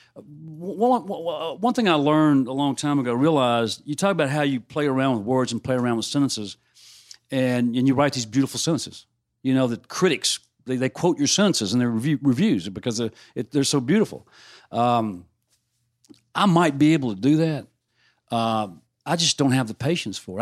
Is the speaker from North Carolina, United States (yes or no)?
no; Mississippi, United States; growing up in Mississippi